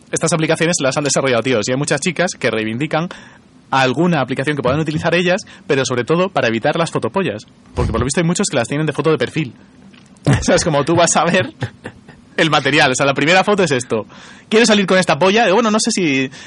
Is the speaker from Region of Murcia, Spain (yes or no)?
yes; Region of Murcia, Spain